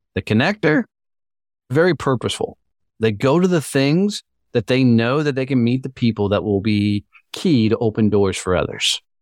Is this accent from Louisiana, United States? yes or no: no; Fort Worth, Texas, United States; my hometown of Fort Worth, Texas